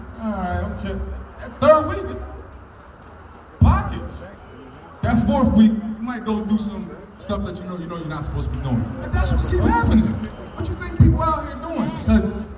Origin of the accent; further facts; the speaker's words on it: Trenton, New Jersey, United States; grew up in Trenton all my life.